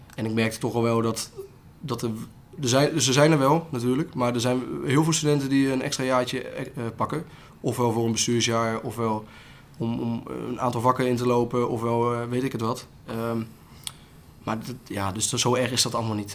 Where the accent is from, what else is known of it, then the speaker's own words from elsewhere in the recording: Otterlo, Gelderland, Netherlands; waar ik vandaan kom, ik kom uit Otterlo.